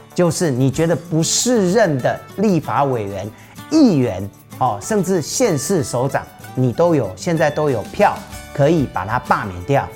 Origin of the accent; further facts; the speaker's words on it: Taiwan; 我们都有拿中华民国台湾的身份证，我们都是台湾人，我们都是公民